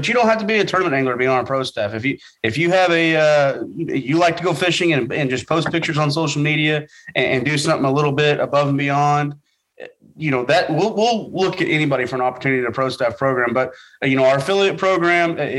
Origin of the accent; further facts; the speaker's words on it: Oklahoma, United States; moved away as an adult; also born or lived in Arkansas; I grew up originally in Oklahoma, went to school in Arkansas